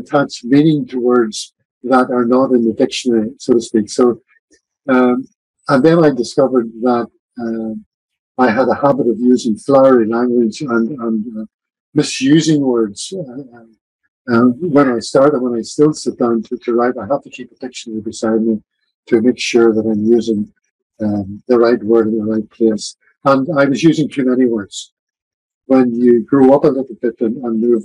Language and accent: English; Larne, Northern Ireland, United Kingdom; My hometown is Larne, the gateway to the famous Glens of Antrim